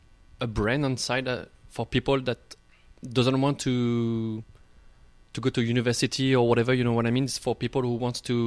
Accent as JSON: {"language": "English", "town": "Vichy", "region": "Auvergne-Rhône-Alpes", "country": "France", "tie": "born or raised there", "second_language": "English", "moved": "as an adult", "lives_now": "Montreal, Canada", "said": "I'm from a small town in the middle of France named Vichy."}